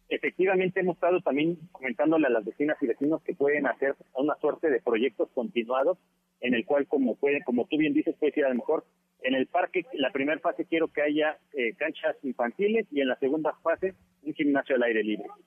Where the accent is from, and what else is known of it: Mexico